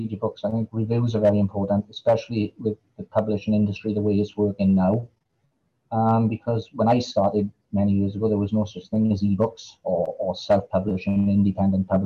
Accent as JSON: {"language": "English", "region": "Wales", "country": "United Kingdom", "accent": "Valleys", "said": "my accent probably sounds really deep Welsh to you because I've got what's called a Valleys accent"}